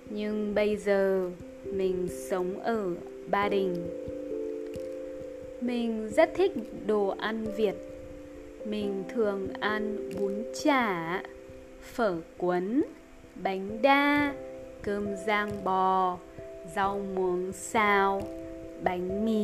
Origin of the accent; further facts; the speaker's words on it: United States; Vietnamese is a second language; now in Hanoi, Vietnam; Mình 25 tuổi và mình là người Mỹ. Mình ở Hà Nội gần 2 năm rồi mình là giáo viên tiếng Anh ở một trường học tên là Language Link.